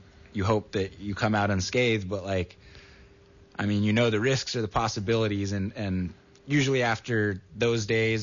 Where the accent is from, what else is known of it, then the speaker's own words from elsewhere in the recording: Santa Cruz, California, United States; growing up in Santa Cruz and from the community